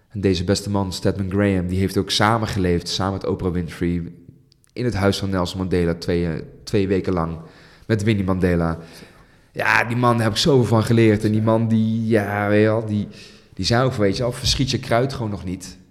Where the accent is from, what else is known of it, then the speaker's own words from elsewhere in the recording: Netherlands; heb ik een Nederlandse moeder en ben ik hier geboren in Nederland